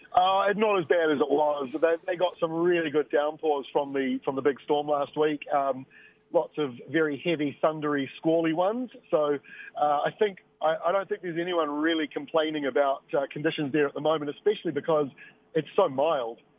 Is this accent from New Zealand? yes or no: yes; Bay of Plenty, New Zealand; when I grew up in Bay of Plenty